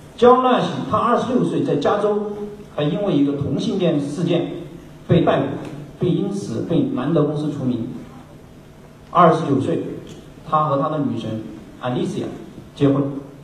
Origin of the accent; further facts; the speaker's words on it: Sichuan, China; moved away as an adult; also born or lived in Beijing; 因为我是四川人